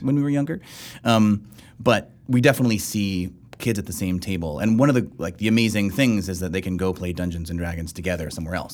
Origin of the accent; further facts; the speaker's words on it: South Texas, United States; I grew up in South Texas